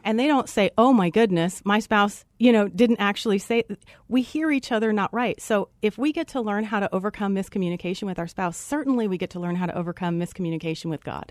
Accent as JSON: {"language": "English", "region": "Colorado", "country": "United States", "said": "Originally from Colorado"}